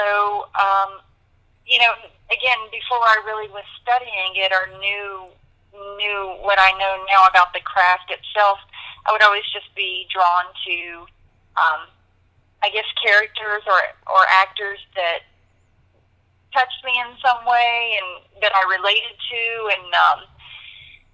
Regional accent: Gulfport, Mississippi, United States; also born or lived in San Diego, California / Virginia; I grew up mostly in Gulfport, Mississippi. My dad was in the Navy, and there's a Navy base here, and we traveled a little bit. I was born in San Diego and lived in Virginia for a little while, but for the most part, I spent my years here in Gulfport

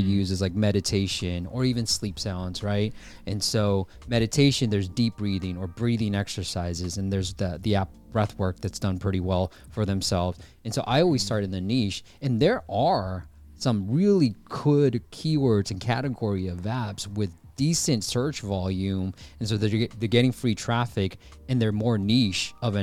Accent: Bay Area, California, United States; also born or lived in Myanmar; I grew up in the Bay Area, right? I was born in Burma, Myanmar, came to the States when I was 6 years old, and been in the Bay Area ever since.

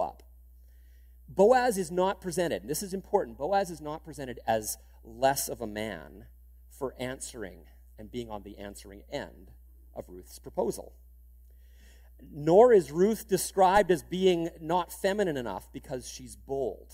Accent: Canada; being Canadian

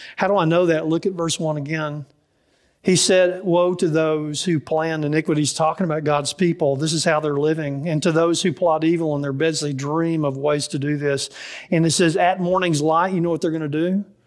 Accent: Dallas, Texas, United States; I grew up in Dallas, and so I don't know much about farming

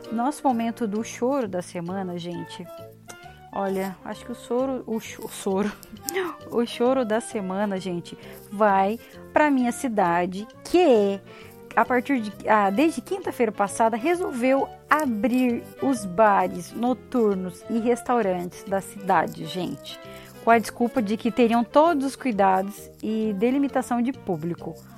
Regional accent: Paraná, Brazil; a gente aqui do sul, principalmente do Paraná

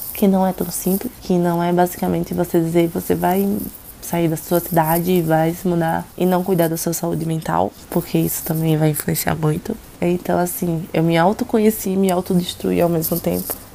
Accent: Aracaju, Sergipe, Brazil; moved away as an adult; now in São Paulo, Brazil; Eu sou natural de Aracaju, Sergipe. Uh, nasci e cresci na minha cidade

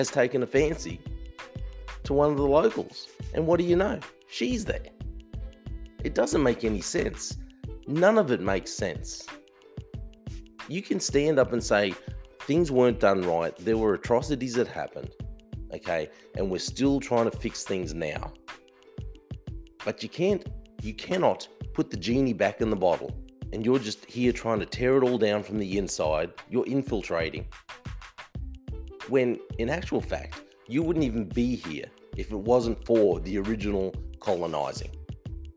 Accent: Australia; I'm just Australian

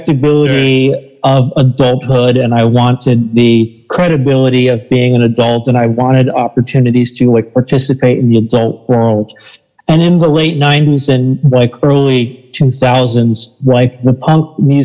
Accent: Southwest Florida, United States; Growing up in Florida, I grew up in Southwest Florida

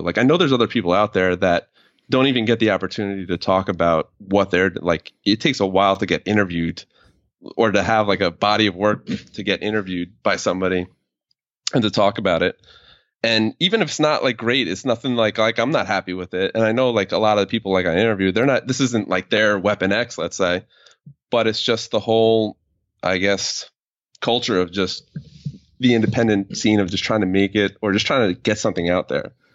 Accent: New York, United States; I'm from New York, but it was, like, a town where everybody was Italian, Irish, and blue collar kind of town

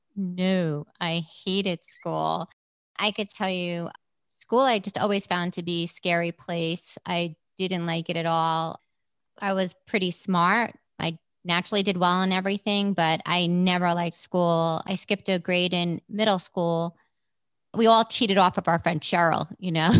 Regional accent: New York City, New York, United States; moved away as an adult; now in Prescott, United States; I was born and raised in Brooklyn in a place called Trump Village.

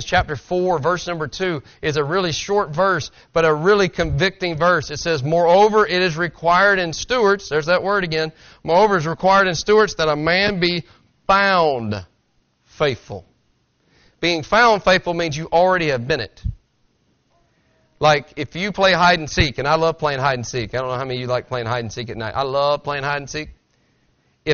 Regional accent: Tennessee, United States; I'm from Tennessee. You understand that. I talk slower. I talk with a slang

